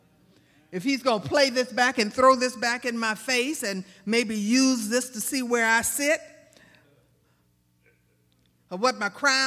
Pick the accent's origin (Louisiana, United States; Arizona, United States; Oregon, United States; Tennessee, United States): Louisiana, United States; Baton Rouge; I'm from South Baton Rouge, and I was just kind of raised to fight back